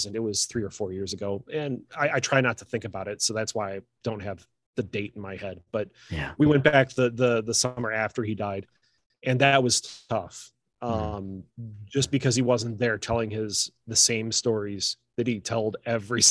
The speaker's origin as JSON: {"language": "English", "area": "across from Chicago", "region": "Lake Michigan shore", "country": "United States", "tie": "born or raised there", "lives_now": "Central Michigan, United States", "said": "where I grew up was right on Lake Michigan, right across from Chicago"}